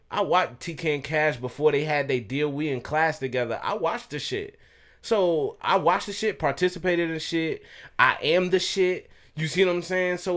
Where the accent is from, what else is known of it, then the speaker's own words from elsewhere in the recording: the South, United States; I grew up in the South with my dad